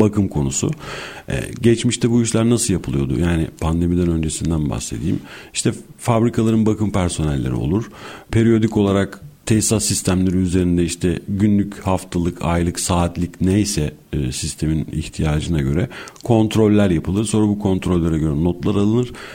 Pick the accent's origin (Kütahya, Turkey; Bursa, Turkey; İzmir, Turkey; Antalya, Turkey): Bursa, Turkey; moved away as an adult; now in Istanbul, Turkey; 1981 e, Bursa doğumluyum. E, ilk orta öğrenimi Bursa'da tamamladım.